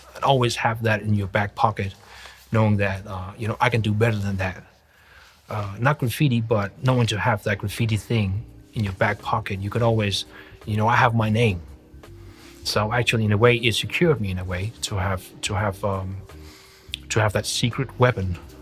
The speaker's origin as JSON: {"language": "English", "country": "Denmark", "said": "we're from Denmark"}